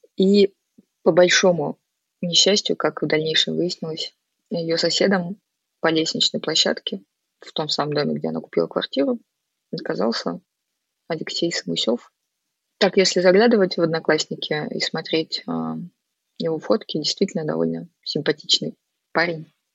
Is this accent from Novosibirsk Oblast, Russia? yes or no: yes; Novosibirsk, Novosibirsk Oblast, Russia